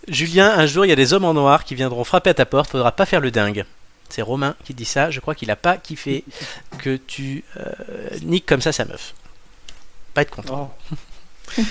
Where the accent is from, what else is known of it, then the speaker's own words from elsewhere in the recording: near Mugello, Tuscany, Italy; du Mugello, qui sont donc quasiment de là d'où je viens